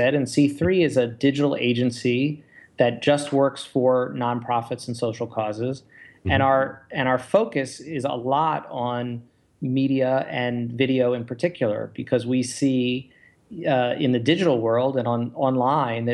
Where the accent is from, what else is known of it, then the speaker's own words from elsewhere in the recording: Baltimore, Maryland, United States; now in Chicago, United States; I'm from Baltimore